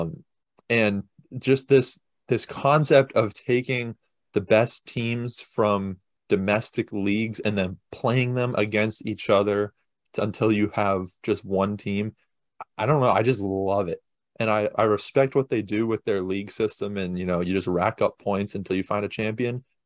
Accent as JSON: {"language": "English", "country": "United States", "said": "we're American"}